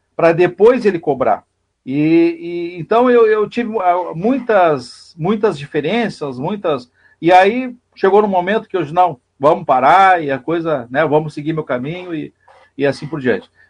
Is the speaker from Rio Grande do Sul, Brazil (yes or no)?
yes; Pantano Grande, Rio Grande do Sul, Brazil; eu sou de Pantano Grande, moro em Pantano Grande, município vizinho aqui